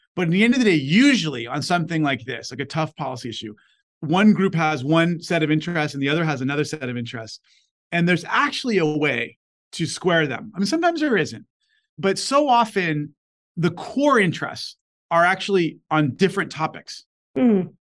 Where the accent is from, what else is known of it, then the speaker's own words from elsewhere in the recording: Los Angeles, California, United States; Back when I was born in LA, you know, kids growing up in South Central